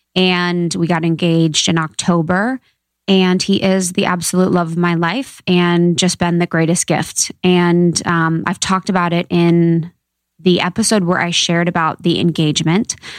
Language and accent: English; Ohio, United States; I'm from Ohio, small town gal